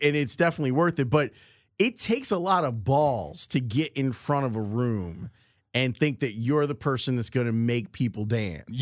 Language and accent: English; Chicago, Illinois, United States; Southside kids growing up in Roseland